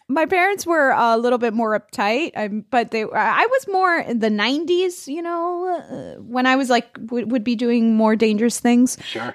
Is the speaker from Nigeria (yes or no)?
no; Florida, United States; English is a second language; I'm from Florida